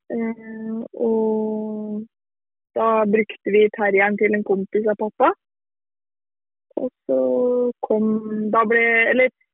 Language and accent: Norwegian; near Lillestrøm, Akershus, Norway; jeg er jo fra Norge som, som kanske man hører. Och er fra et litet sted eh, litt utenfor Lillestrøm, som ligger eh, en time utenfor Oslo.